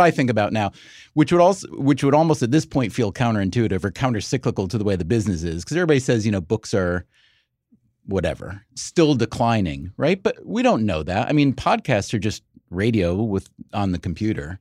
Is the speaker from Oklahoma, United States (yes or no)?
no; New York, United States; we're from New York